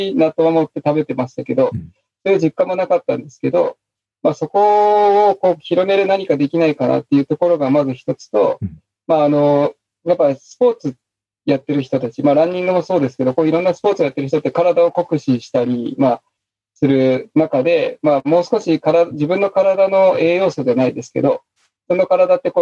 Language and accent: Japanese; Miyazaki, Japan; 地元の宮崎の野菜ですかそう、宮崎の野菜を全国にっていうのをコンセプトに始めたんですけど